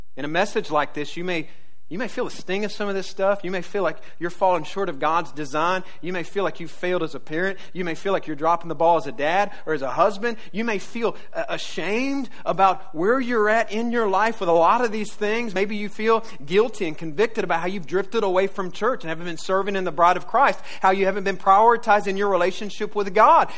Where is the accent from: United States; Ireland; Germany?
United States; the South; I grew up in the South